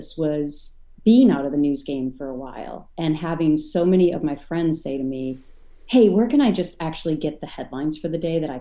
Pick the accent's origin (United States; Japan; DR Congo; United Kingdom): United States; Minnesota; now in Connecticut, United States; where I grew up in Minnesota